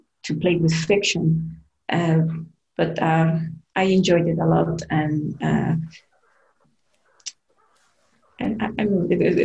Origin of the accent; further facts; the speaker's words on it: Guanajuato, Mexico; my hometown, Guanajuato